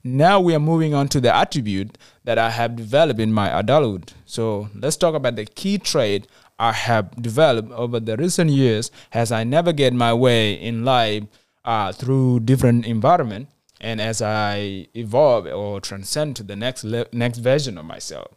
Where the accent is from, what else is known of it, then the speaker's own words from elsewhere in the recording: South Sudan; moved away; Even when I returned to my home country, South Sudan